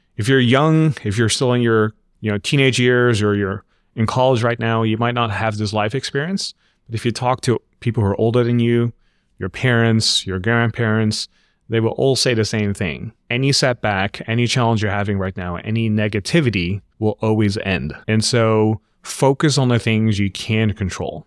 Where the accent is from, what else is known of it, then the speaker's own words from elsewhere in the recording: Netherlands; moved away as an adult; also born or lived in refugee camp, Philippines / Los Angeles, United States; about six months old, we end up immigrating to the Netherlands, where I grew up.